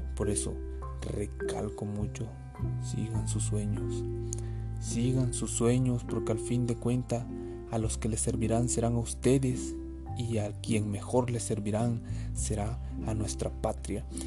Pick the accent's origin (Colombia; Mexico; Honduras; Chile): Mexico; Hablando como nación, todos somos mexicanos, todos somos México